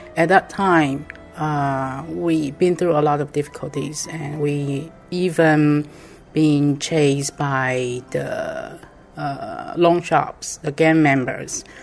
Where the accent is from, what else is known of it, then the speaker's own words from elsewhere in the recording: Taipei, Taiwan; I'm from Taiwan, Taipei.